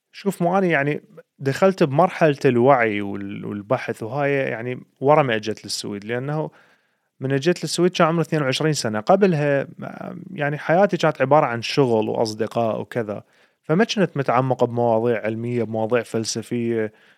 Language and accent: Arabic; Iraq; now in Sweden; احنا عندنا بالعراق